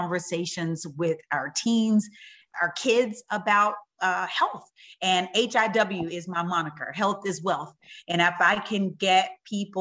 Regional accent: Utica, Mississippi, United States; I grew up in Mississippi, in a little bitty teeny town called Utica

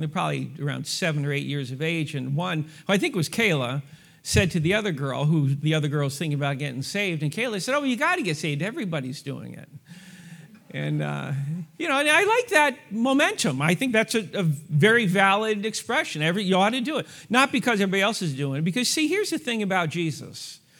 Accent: New York, United States; now in Lawrence, United States; born and raised in New York

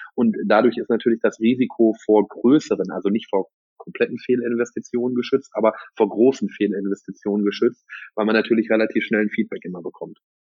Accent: Geldern, North Rhine-Westphalia, Germany; ich komme aus Röhrt, also Geldern

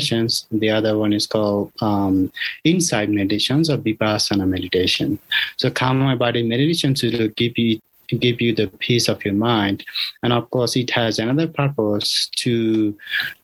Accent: Bangladesh; also born or lived in Thailand; now in United States; I was born in Bangladesh and also I was practicing in Thailand

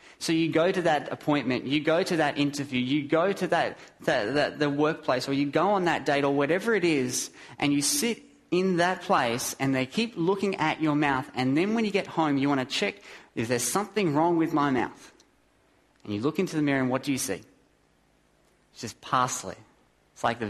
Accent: Australia; I'm an Aussie

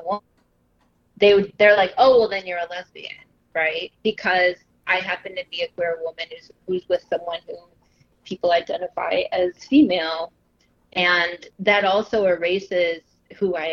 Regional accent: Southern Illinois, United States; moved away as an adult; now in Chicago, United States; I grew up in the Midwest in Southern Illinois. I have lived in Chicago for over 20 years

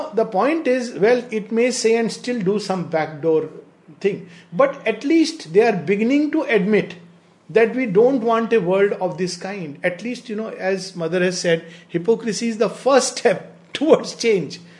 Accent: India; I'm not speaking right now as an Indian.

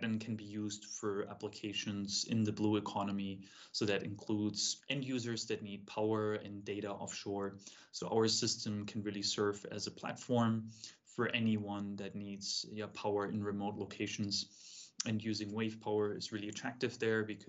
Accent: Munich, Bavaria, Germany; moved away; I grew up in Munich in Germany

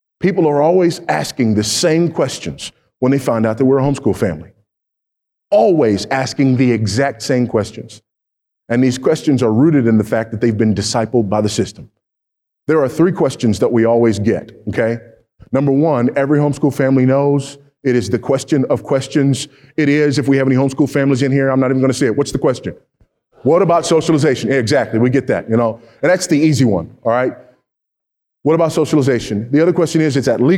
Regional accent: California, United States; my home state of California

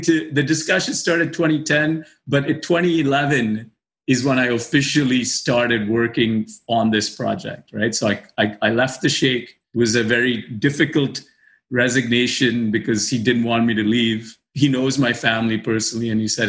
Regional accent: Dubai, United Arab Emirates; by virtue of growing up in Dubai, you know people, your friends, your best friends have all grown up.

